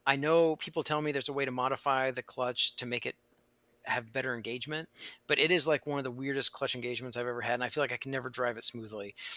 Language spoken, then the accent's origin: English; Indiana, United States; I grew up in Indiana